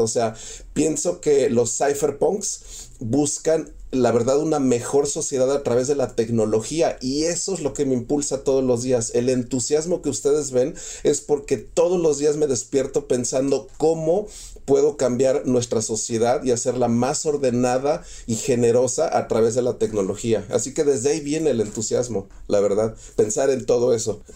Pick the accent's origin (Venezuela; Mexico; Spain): Mexico; yo soy mexicano 100%